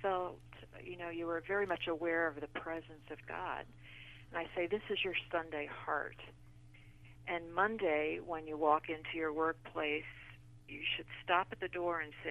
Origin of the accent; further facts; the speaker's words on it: the Garden State, New Jersey, United States; moved away as an adult; also born or lived in Illinois; I was born in the Garden State, the flower state, and actually my family had a flower growing business. So I grew up next to glass greenhouses